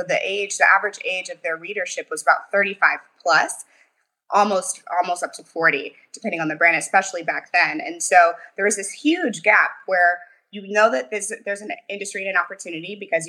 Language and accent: English; St. Louis, Missouri, United States; now in Mountain View, United States; I'm from St. Louis, Missouri.